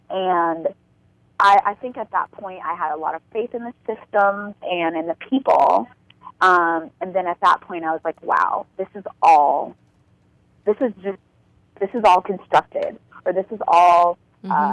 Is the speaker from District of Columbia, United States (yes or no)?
no; Fort Bragg, North Carolina, United States; my family's military, and so I grew up in Fort Bragg, North Carolina.